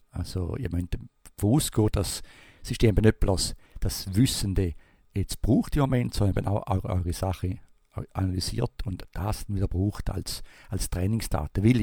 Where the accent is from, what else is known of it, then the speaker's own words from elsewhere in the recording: Switzerland; Also ich wäre jetzt froh als Schweizer, wenn das ein verzögert wird.